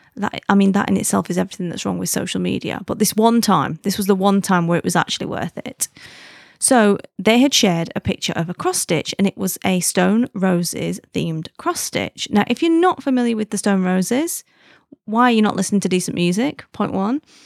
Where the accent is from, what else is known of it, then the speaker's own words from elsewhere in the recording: United Kingdom; being British